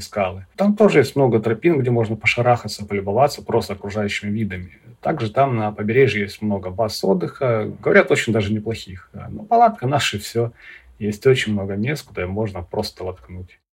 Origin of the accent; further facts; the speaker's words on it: Vladivostok, Primorsky Krai, Russia; коренному жителю Приморского края Владивостока